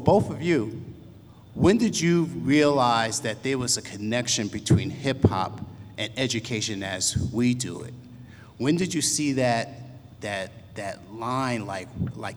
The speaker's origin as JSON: {"language": "English", "region": "New York", "country": "United States", "said": "I'm from New York"}